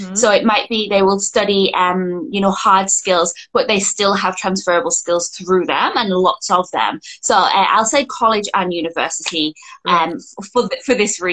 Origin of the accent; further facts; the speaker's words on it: Scotland, United Kingdom; first language English; moved away as an adult; now in Sydney, Australia; So I am from Scotland, but I live in Australia now and I've been here for 8 years